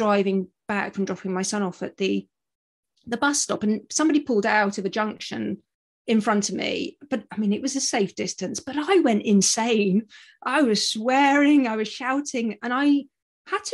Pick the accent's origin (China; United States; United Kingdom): United Kingdom; moved away as an adult; now in Australia; I'm a Brit, as you probably gather from my accent